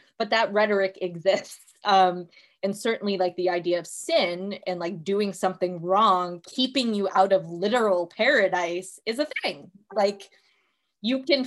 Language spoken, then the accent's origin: English; United States; I grew up in American. Boy, are we a Christian country.